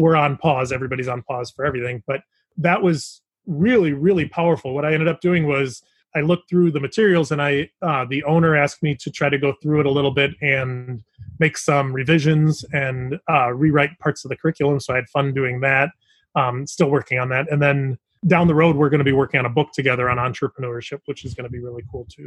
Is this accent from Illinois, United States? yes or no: yes; Chicago, Illinois, United States; we're from the Chicago area